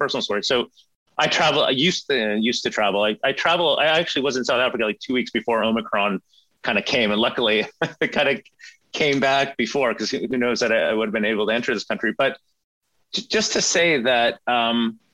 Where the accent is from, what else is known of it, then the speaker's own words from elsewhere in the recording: Sweden; now in Canada; I grew up in Sweden